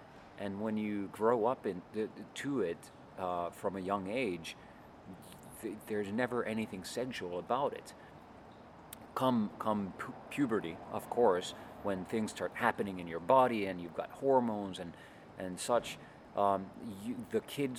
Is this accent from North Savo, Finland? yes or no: no; Helsinki, Uusimaa, Finland; Here in Helsinki.